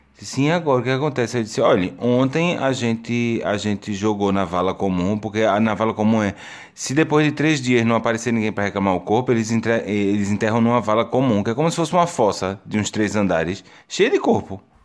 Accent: Brazil; now in Portugal; eu sou brasileiro

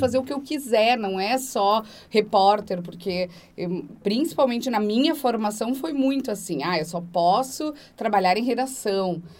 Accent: Antônio Prado, Rio Grande do Sul, Brazil; Eu sou de Antônio Prado, lá no interior do Rio Grande do Sul.

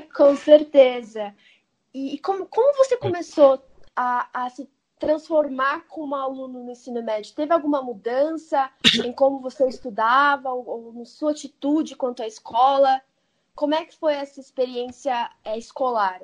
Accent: São Paulo, Brazil; Eu sou nascida numa cidade grande, eu sou aqui de São Paulo

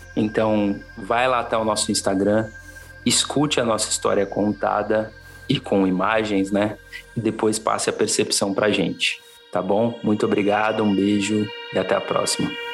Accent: São Paulo, Brazil; sou natural de São Paulo, da zona oeste de São Paulo, para ser mais exato

